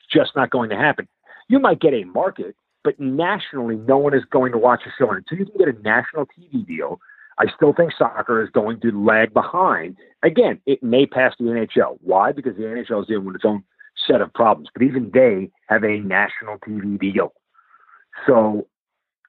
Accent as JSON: {"language": "English", "region": "New York", "country": "United States", "moved": "yes", "lives_now": "Atlanta, United States", "said": "I'm from New York"}